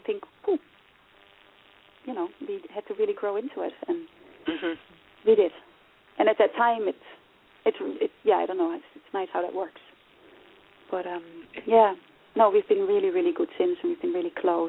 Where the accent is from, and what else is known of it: Netherlands; born or raised there; also born or lived in Nigeria; now in Ireland